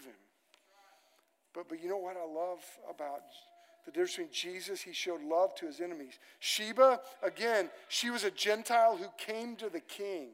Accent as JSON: {"language": "English", "town": "Moore", "region": "Oklahoma", "country": "United States", "tie": "born or raised there", "said": "I grew up on land in Moore, Oklahoma, that my family got in the land run"}